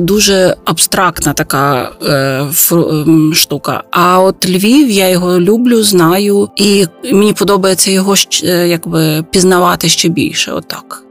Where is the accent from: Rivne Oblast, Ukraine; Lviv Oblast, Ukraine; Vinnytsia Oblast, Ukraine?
Lviv Oblast, Ukraine; Lviv; я би була скоріше львів'янкою